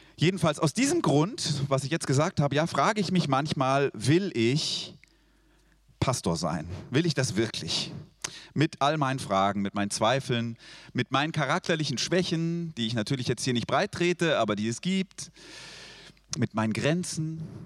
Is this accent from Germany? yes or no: no; Switzerland; Ich bin Schweizer